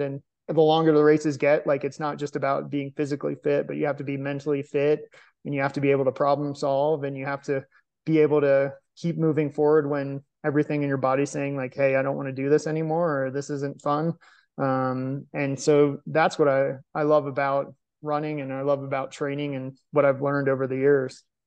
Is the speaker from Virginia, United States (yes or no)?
yes; Arlington, Virginia, United States; professional marathon and ultra marathon runner from Arlington, Virginia